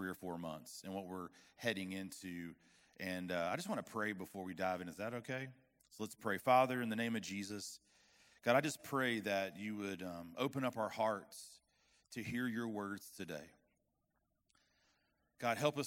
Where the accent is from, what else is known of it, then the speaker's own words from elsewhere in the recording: West Palm Beach, Florida, United States; moved away as an adult; now in Arkansas, United States; that's where I'm from